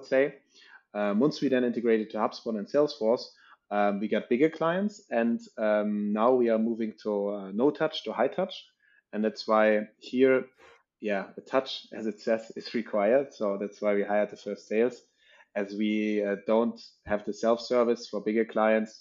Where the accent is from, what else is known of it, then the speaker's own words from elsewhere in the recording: Northern Germany, Germany; moved away as an adult; now in Paris, France; I'm actually coming from Northern Germany